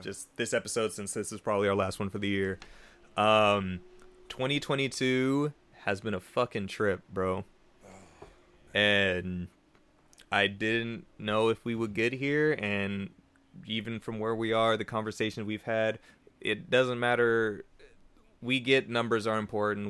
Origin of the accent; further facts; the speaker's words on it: Bay Area, California, United States; we're from the Bay Area.